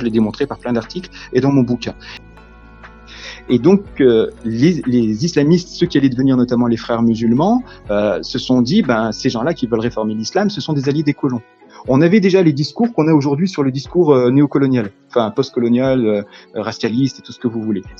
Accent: France; Je suis français, point. Peu importe mes origines, mes croyances, je suis français, point.

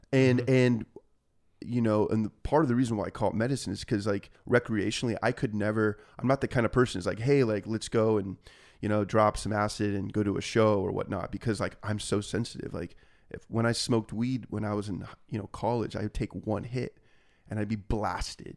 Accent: Laguna Niguel, California, United States; also born or lived in Aliso Viejo, California; I grew up, went to you know high school in uh, Aliso Viejo, California

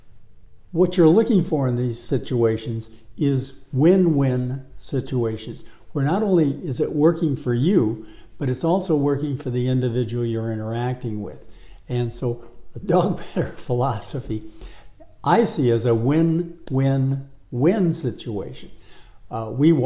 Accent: Detroit, Michigan, United States; now in Los Angeles, United States; when I was a kid growing up in Detroit

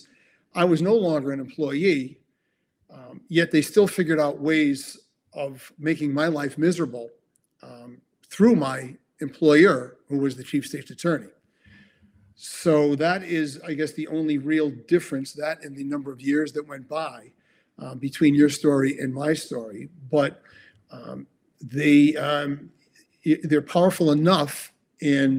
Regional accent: New Haven, Connecticut, United States; So I was born and raised in New Haven and lived there the first 24 years of my life.

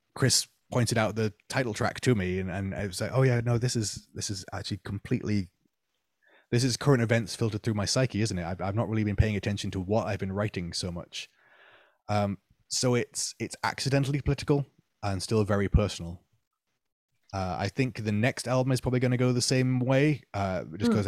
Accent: Manchester, North West England, United Kingdom; now in Nottingham, United Kingdom; growing up in Manchester, I saw a lot of bands who were more than happy to be local heroes

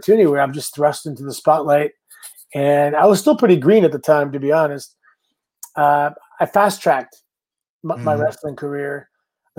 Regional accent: Canada; I had to go home, get my visa because I'm Canadian.

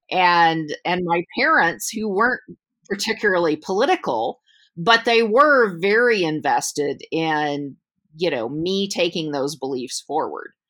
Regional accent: Georgia, United States; also born or lived in Michigan; I'm I'm from the South. I'm from in the states. I'm from Georgia.

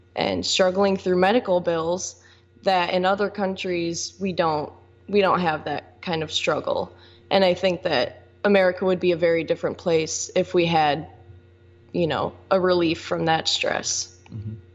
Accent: Michigan City, Indiana, United States; I'm from Michigan City. I've lived here my entire life, 21 years old

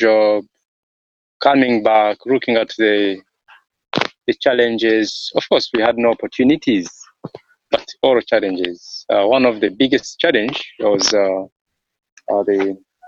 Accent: Kigezi region, Western Region, Uganda; When I was growing up in Uganda, in my home area, the southwestern Kigezi region

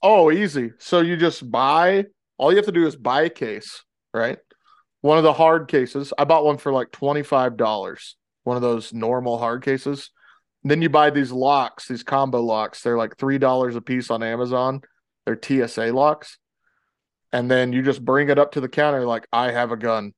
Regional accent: the South, United States; moved away; growing up in the South

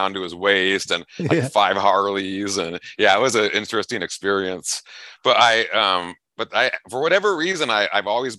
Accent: Los Angeles, California, United States; moved away as an adult; now in Buckeye, United States; I grew up in Los Angeles

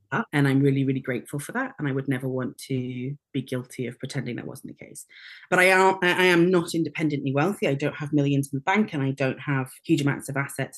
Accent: North Wales, United Kingdom; when I was very, very small, we moved to North Wales and I was educated in North Wales at school there and learnt Welsh.

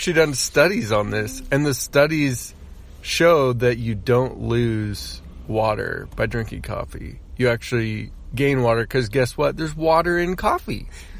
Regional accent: United States; we're American.

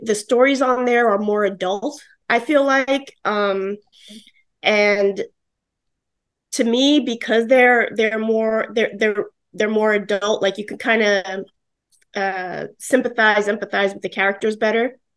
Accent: New York City, New York, United States; now in Florida, United States; I'm an Italian from the Bronx

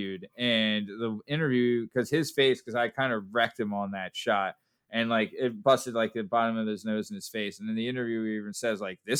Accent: Lansdale, Pennsylvania, United States; I'm from Lansdale

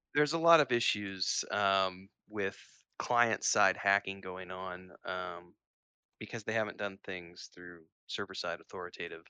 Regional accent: Missouri, United States; moved away as an adult; now in Mexico City, Mexico; growing up in Missouri

